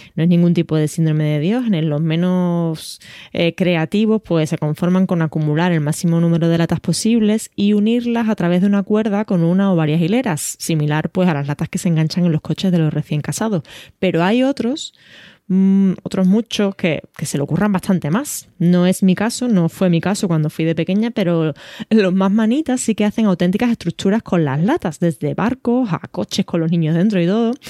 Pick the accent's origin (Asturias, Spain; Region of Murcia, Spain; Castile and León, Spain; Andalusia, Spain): Andalusia, Spain; Algeciras; moved away; nací en Algeciras, aunque ya llevo media vida fuera de allí, y siempre que digo que soy de Algeciras